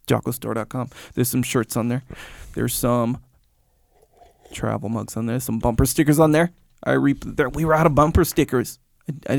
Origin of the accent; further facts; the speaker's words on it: Canada; I was born in Canada, too